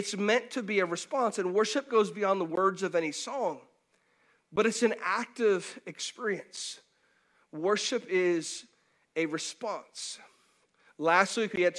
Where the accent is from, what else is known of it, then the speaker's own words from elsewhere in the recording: Pinellas County, Florida, United States; I grew up in Pinellas County, so I didn't grow up necessarily with lakes all around, but I did grow up right in the Gulf.